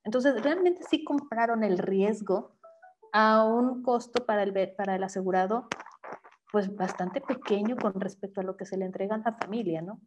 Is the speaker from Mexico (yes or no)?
yes; Mexico; como mexicanos